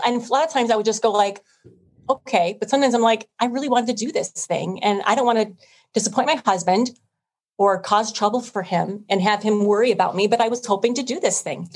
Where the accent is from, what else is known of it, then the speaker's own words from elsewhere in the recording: Illinois, United States; I grew up here in Illinois